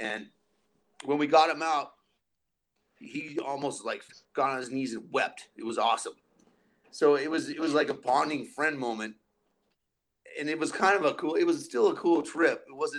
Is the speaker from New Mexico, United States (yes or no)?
yes; Albuquerque, New Mexico, United States; me and some of my main friends growing up in Albuquerque, we were all in jail peeking on LSD one night